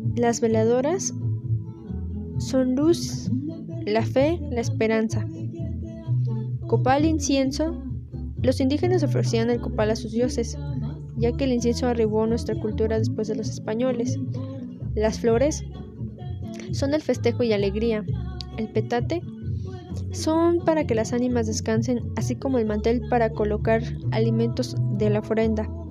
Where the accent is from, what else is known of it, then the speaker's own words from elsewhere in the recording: Mexico; nuestras raíces son indígenas y españolas